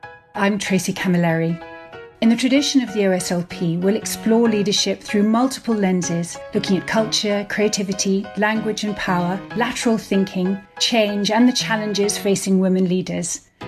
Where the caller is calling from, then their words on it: East of England, United Kingdom; Well, I'm in Norfolk, so I can empathise with the rolling fields